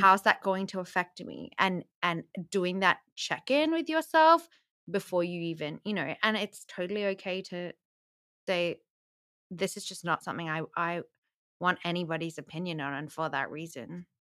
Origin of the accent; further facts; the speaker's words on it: Australia; growing up in Australia